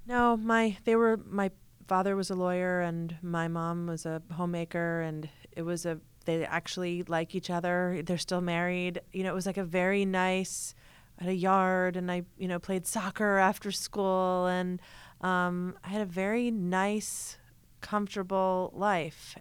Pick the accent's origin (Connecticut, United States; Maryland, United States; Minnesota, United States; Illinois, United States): Connecticut, United States; Hartford; I grew up in Hartford, Connecticut